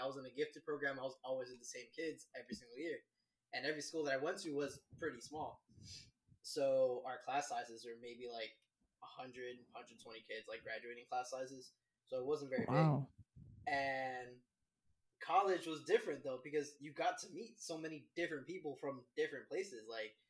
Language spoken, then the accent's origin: English; Miami, Florida, United States; I'm from Miami.